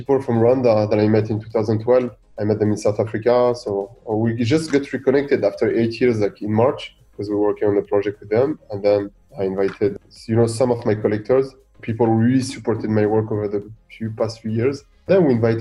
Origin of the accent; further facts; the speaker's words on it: Boulogne-Billancourt, Île-de-France, France; also born or lived in Gabès, Tunisia; in Tunisia, in Gabès, I'm originally from. And one in Boulogne-Billancourt, the city where I grew up in Paris